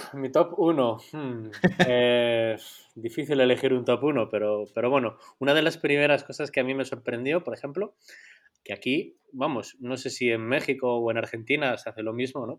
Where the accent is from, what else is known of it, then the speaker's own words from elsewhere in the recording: Spain; moved away as an adult; now in Poland; soy de España